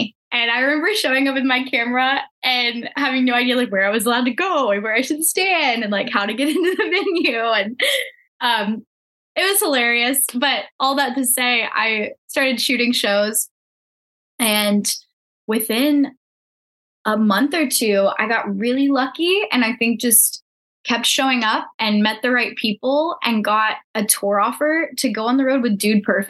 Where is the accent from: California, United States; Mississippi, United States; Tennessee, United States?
Tennessee, United States; Murfreesboro; moved away as an adult; also born or lived in Oregon; I'm actually originally from Tennessee, so I'm from Nashville area. And I moved out to Oregon for part of college.